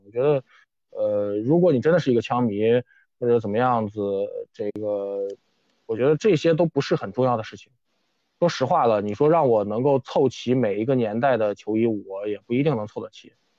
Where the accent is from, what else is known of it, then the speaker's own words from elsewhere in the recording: China; 我们中国人